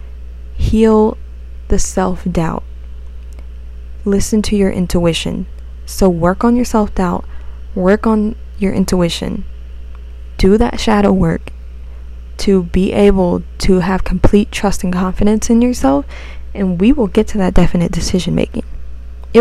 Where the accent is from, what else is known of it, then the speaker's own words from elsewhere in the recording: United States; accent: American; my American way